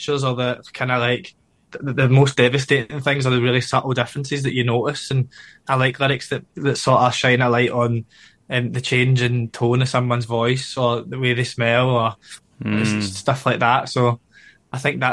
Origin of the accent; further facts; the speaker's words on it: Glasgow, Scotland, United Kingdom; I grew up in the east end of Glasgow